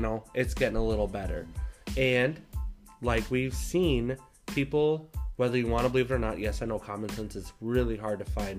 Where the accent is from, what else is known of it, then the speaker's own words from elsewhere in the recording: Brookings, South Dakota, United States; now in Iowa, United States; my hometown in Brookings.